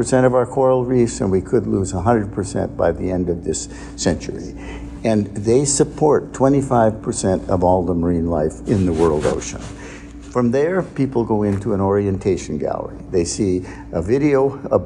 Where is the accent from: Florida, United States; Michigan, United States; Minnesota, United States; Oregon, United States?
Michigan, United States; Lake Huron in; moved away as an adult; also born or lived in Winchester, Massachusetts / Baltimore, Maryland; now in Long Beach, United States; I grew up on Lake Huron in Michigan